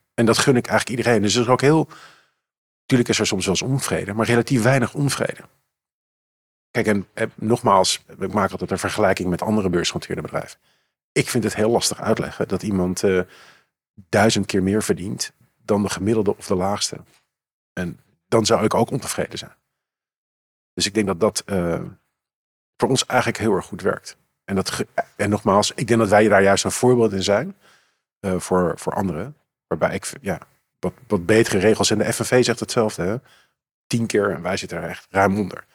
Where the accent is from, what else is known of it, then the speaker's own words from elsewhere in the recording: Amsterdam, North Holland, Netherlands; Ik ben geboren en getogen in Amsterdam.